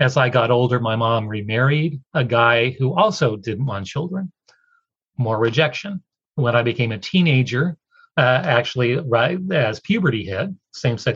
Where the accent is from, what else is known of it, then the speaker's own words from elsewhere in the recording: Oregon, United States; moved away as an adult; also born or lived in Washington, D.C. / Eastern North Carolina; After college, I moved from Oregon, where I grew up, to the D.C. area, Washington, D.C.